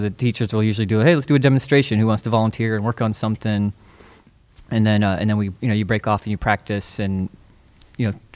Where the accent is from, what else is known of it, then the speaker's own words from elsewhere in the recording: East Coast, United States; now in California, United States; when I first moved to California, I'm originally from the East Coast.